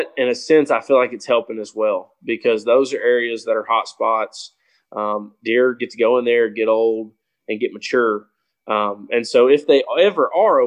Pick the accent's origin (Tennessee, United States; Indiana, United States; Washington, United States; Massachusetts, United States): Tennessee, United States; Clarksville; also born or lived in Kentucky; we're both from Clarksville, Tennessee.